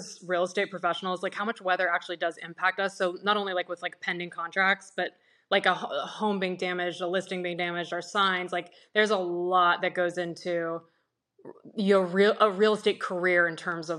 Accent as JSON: {"language": "English", "country": "Germany", "tie": "born or raised there", "moved": "yes", "lives_now": "Jupiter, United States", "said": "I grew up in Germany, and I thought that my niche was going to be that I'm European and I speak German."}